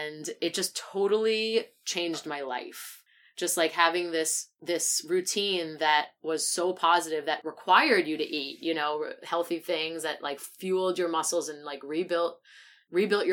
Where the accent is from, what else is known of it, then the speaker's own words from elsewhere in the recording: Great Neck, New York, United States; I'm from Great Neck